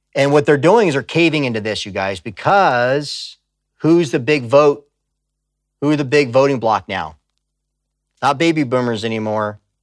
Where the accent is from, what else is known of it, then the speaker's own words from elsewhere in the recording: Tucson, Arizona, United States; I grew up on the border. I grew up in Tucson, Arizona